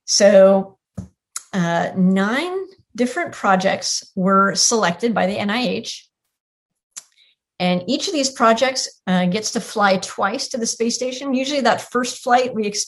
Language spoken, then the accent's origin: English; Tiburon, California, United States; moved away as an adult; now in Houston, United States; I grew up in Tiburon.